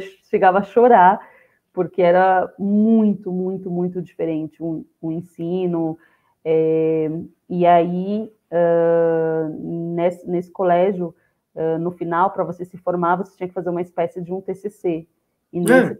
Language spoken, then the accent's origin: Portuguese; São Paulo, Brazil; Eu nasci e cresci no, no, Jardim Colombo. É uma das comunidades que faz parte do complexo de Paraisópolis, situada na região do Morumbi é, na zona oeste de São Paulo